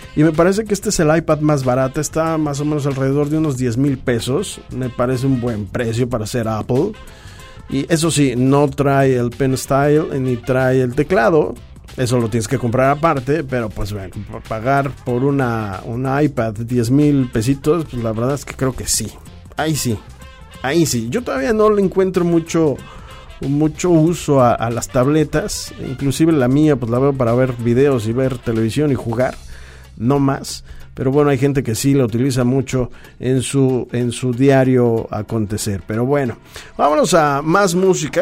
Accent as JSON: {"language": "Spanish", "country": "Mexico", "said": "Somos mexicanos"}